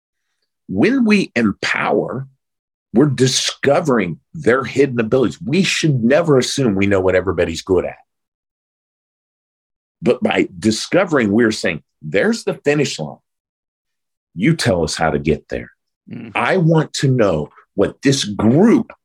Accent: Oklahoma, United States; I grew up in a small blue collar town in Oklahoma.

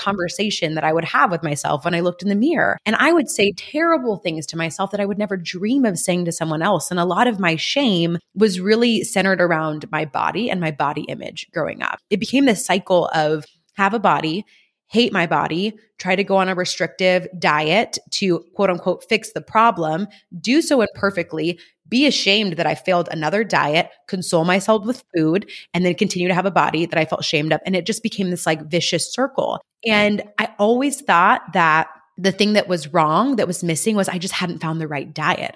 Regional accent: California, United States; moved away as an adult; also born or lived in Kentucky; I'm from California and I was very homesick

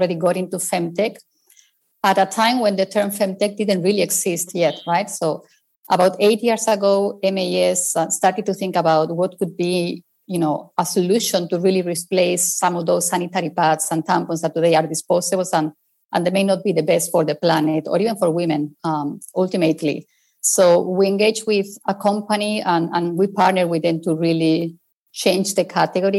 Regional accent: Spain; English is a second language; I'm originally from Spain, as you can possibly tell from my accent

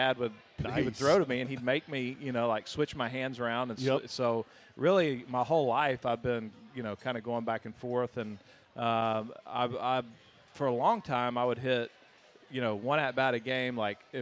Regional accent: Austin, Texas, United States; I grew up in Austin

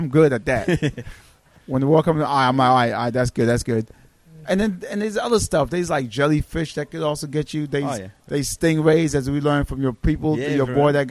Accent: Brooklyn, New York, United States; I grew up in Brooklyn. My family's from Haiti.

